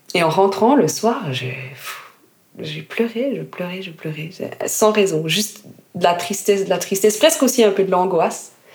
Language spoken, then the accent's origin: French; Jura, Switzerland; moved away as an adult; also born or lived in Lausanne; je suis partie du Jura où j'avais passé toute mon enfance, toute ma scolarité